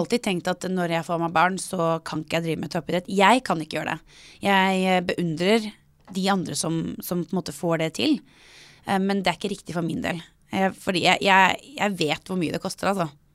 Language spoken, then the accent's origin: Norwegian; Norway; Jeg er født i Norge, oppvokst i Norge